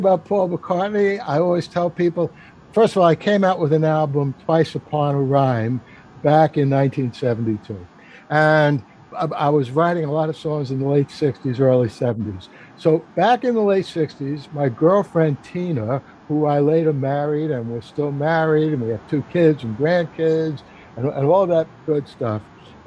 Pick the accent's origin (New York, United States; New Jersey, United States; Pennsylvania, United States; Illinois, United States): New York, United States; New York City; as a New Yorker